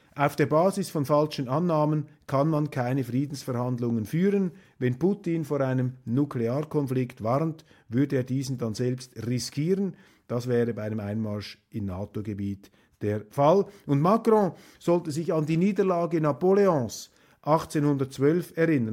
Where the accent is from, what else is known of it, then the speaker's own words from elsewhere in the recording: Switzerland; für mich als Schweizer